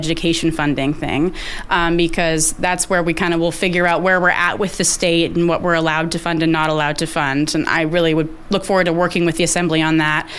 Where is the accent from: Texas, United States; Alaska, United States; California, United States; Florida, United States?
Alaska, United States; Juneau; also born or lived in Fairbanks; born and raised here in Juneau